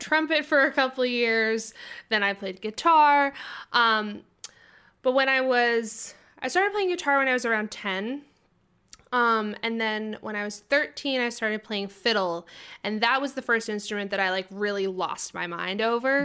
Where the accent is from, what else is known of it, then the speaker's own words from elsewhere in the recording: South Berwick, Maine, United States; moved away as an adult; also born or lived in Boston; I grew up in South Berwick, Maine, um, very, the very bottom tip of Maine